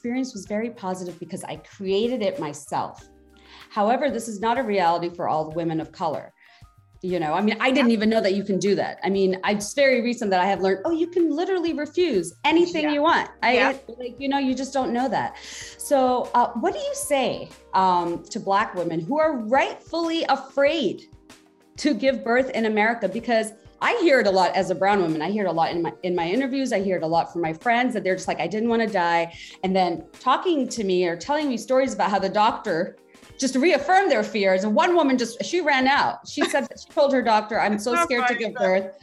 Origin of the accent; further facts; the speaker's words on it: Bangladesh; now in United States; I grew up in Bangladesh. Now I've been living here for so long. I still can't say that I'm American